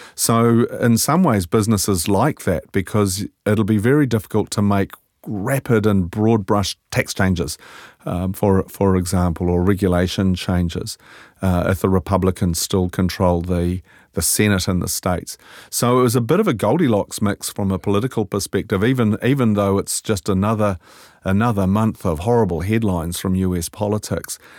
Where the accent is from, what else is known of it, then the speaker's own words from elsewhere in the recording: Scotland, United Kingdom; now in New Zealand; I'm Scottish